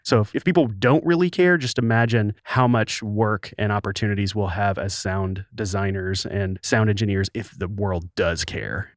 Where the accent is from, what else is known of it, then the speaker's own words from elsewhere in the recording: the Delta of Arkansas, United States; moved away; Arkansas. the Delta of Arkansas, so a very poor area outside of Memphis, Tennessee